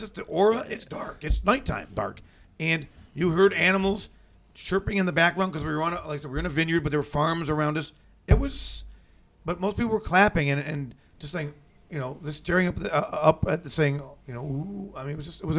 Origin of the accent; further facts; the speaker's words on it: Cleveland, Ohio, United States; now in Columbus, United States; I grew up in Cleveland.